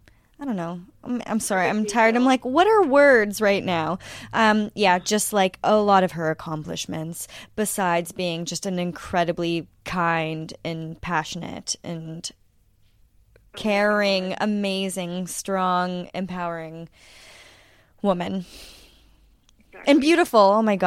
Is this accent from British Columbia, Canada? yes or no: no; Ontario, Canada; I'm from Northern Ontario, so I'm very much